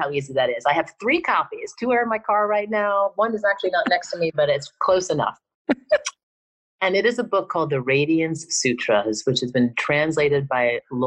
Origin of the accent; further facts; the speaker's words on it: New York, United States; I'm from New York